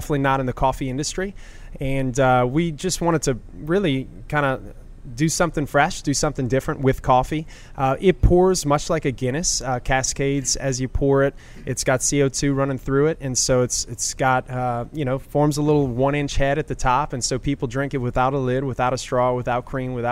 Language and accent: English; Metairie, Louisiana, United States; also born or lived in St. John Parish; now in New Orleans, United States; I'm born and raised in Metairie